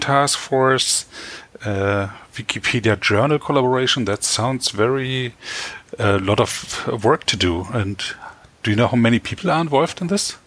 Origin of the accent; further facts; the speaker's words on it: Berlin, Germany; I'm from Berlin, Germany